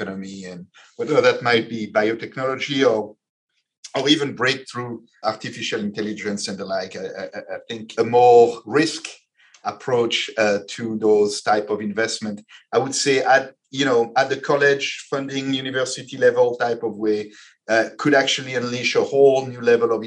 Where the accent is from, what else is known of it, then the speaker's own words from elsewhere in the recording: Belgium; moved away; I come from Belgium. I come from a country where when you start a company